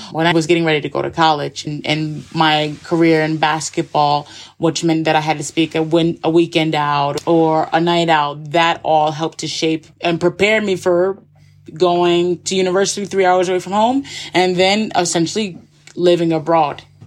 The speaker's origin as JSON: {"language": "English", "town": "Schenectady", "region": "New York", "country": "United States", "also_born_or_lived": "Scotland / Barcelona, Spain", "moved": "as an adult", "lives_now": "Andorra", "said": "I'm from Schenectady, New York. The capital is Albany, so it's about 15 minutes outside of Albany, New York. And I have a really cool background from childhood"}